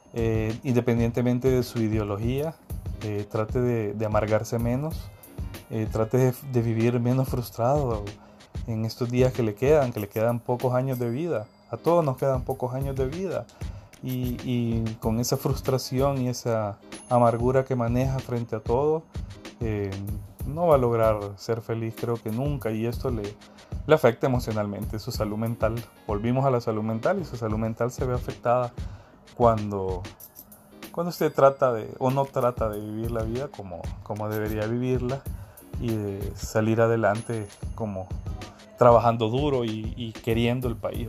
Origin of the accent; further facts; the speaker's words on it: Honduras; los que estamos aquí